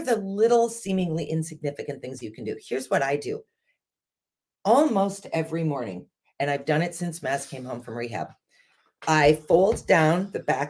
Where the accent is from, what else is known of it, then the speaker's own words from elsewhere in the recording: United States; being American